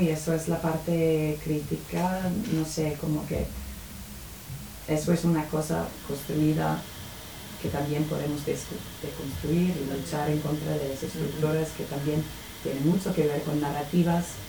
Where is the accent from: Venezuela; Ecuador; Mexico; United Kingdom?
United Kingdom; Spanish is a second language; moved away; soy de Reino Unido